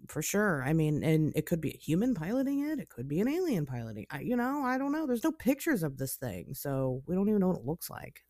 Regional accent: Springfield, Ohio, United States; moved away; I grew up in Springfield, I, I lived there, um, for, you know, half of my life

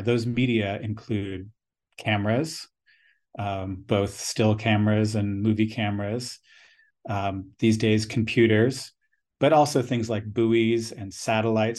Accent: United States; also born or lived in United States West Coast; growing up on the United States East Coast and then the West Coast

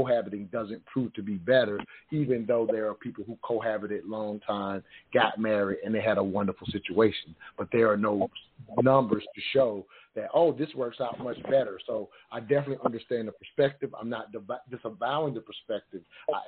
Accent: the South, United States; I grew up in the South

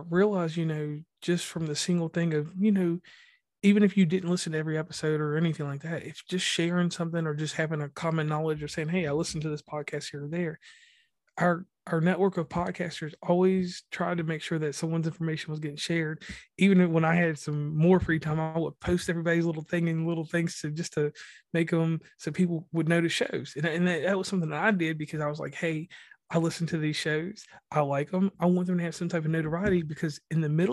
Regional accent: Mid-Atlantic, United States; also born or lived in West Virginia; I am from the Mid-Atlantic, but I'm from the country

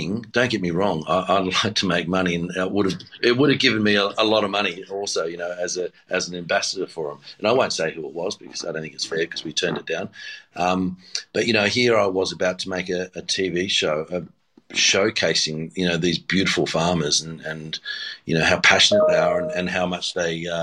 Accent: Sydney, New South Wales, Australia; born or raised there; also born or lived in Tamworth, New South Wales / Badgerys Creek, New South Wales / Taralga, New South Wales

